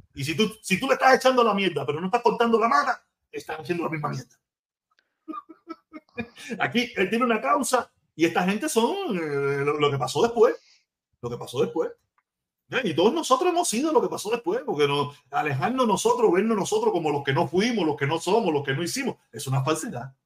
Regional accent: Cuba; moved away; como los cubanos

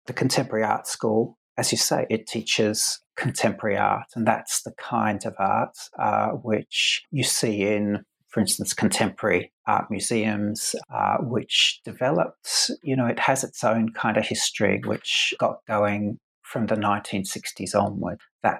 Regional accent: Adelaide, South Australia, Australia; So I went to a school of art in where I grew up in Adelaide in South Australia, mm-hmm. where I am now, in fact.

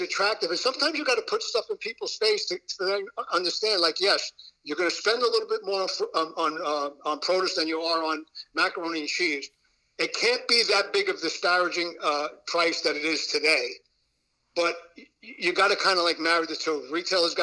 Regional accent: New York City, New York, United States; I grew up in Brooklyn.

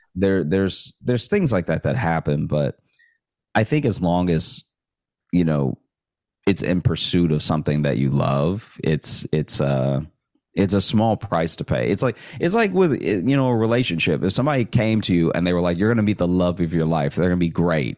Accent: Alexandria, Louisiana, United States; moved away as an adult; also born or lived in Shreveport, Louisiana / Chicago; now in New York, United States; I grew up in in Alexandria

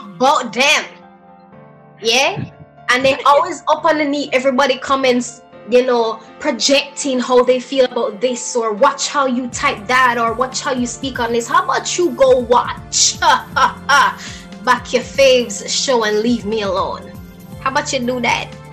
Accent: Jamaica; I am Jamaican

